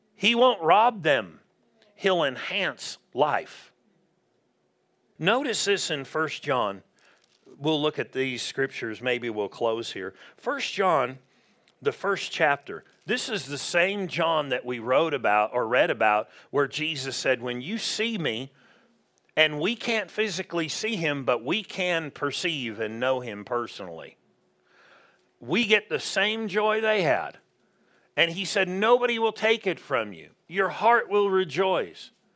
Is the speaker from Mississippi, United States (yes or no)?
no; Southern California, United States; moved away; we grew up in Southern California